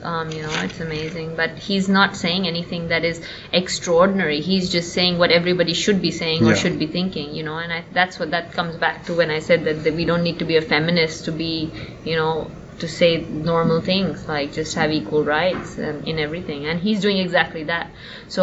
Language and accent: English; India